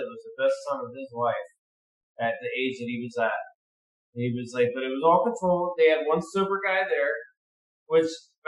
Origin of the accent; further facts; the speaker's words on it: Chicago, Illinois, United States; dude, I'm from Chicago. Caprini Green was my shit. I fucking rolled those fucking streets.